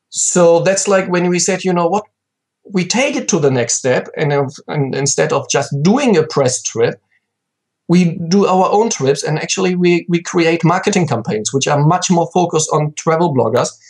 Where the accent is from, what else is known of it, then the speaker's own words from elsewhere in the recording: countryside close to Cologne, North Rhine-Westphalia, Germany; I'm from Germany, very um, um, pretty much on the countryside, close to Cologne, and that's still like where I live now